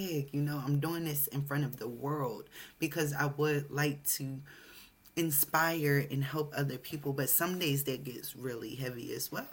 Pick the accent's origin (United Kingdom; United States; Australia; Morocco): United States; Although I'm American, I have a Jamaican father.